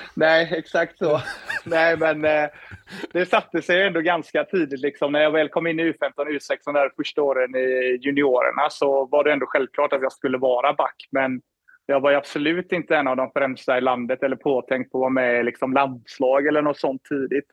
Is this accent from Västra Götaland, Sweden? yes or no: yes; Floda, Västra Götaland, Sweden; moved away as an adult; also born or lived in Gothenburg / Skellefteå / Minneapolis, United States; now in Toronto, Canada; uppväxt i Floda, spelade Lerum hela vägen upp tills jag var 14, 15 där